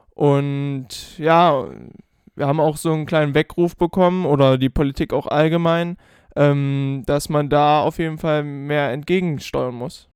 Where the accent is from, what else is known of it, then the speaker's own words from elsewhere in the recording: Germany; uns jetzt halt immer so als Deutsche